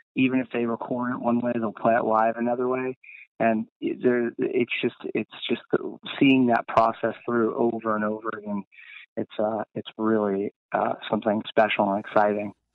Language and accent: English; Laguna Beach, California, United States; growing up in Laguna Beach